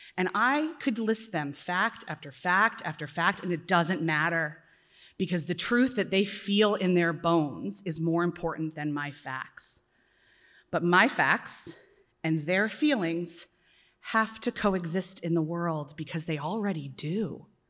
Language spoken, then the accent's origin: English; Philadelphia, Pennsylvania, United States; as a Philadelphian